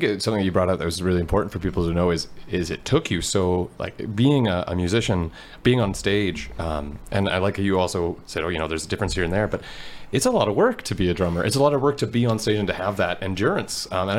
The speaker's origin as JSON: {"language": "English", "town": "Fort St. John", "region": "British Columbia", "country": "Canada", "tie": "born or raised there", "said": "I'm from Fort St. John"}